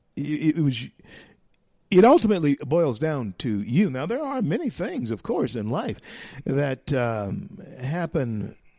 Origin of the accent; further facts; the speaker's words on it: United States; I am an American, and uh, I have never been a citizen of any other nation but this nation, America.